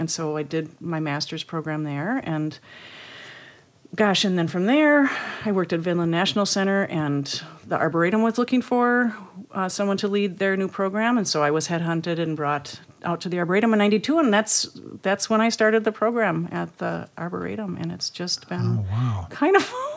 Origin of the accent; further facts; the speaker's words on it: Lake Elmo, Minnesota, United States; I grew up in Lake Elmo